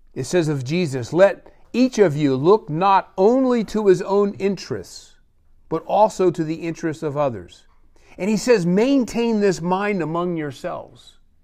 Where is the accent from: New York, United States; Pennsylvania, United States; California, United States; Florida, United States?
Pennsylvania, United States; born or raised there; moved away